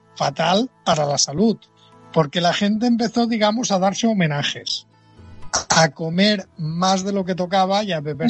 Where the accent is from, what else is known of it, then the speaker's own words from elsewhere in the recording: Dénia, Valencian Community, Spain; yo soy de Denia, está a 100 kilómetros